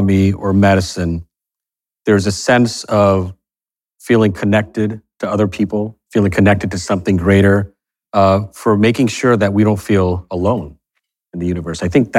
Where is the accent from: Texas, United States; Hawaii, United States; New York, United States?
Texas, United States; Fort Worth; You know, I grew up in Fort Worth, Texas.